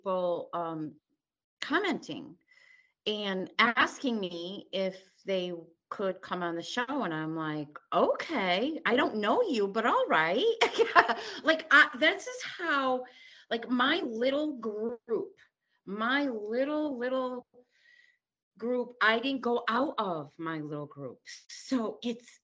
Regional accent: Connecticut, United States; I'm from Connecticut. You're talking to me in Connecticut.

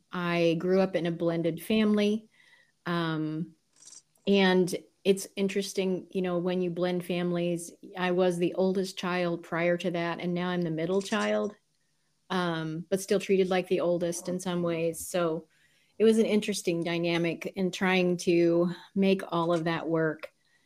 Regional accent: Southern United States, United States; When you move about every 2 years of your childhood, you don't really know where you're from. But majority of it, I grew up in southern states. So I say I'm a southern girl.

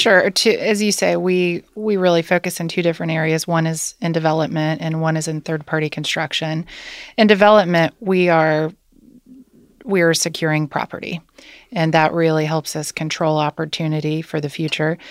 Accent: Wilmington, Ohio, United States; moved away as an adult; now in Cincinnati, United States; I grew up in Wilmington, Ohio

